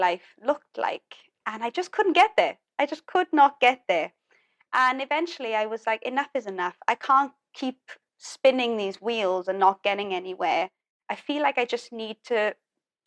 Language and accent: English; Wales, United Kingdom; moved away; I just knew that Wales was not the place for me. It's my hometown, but it's just not my place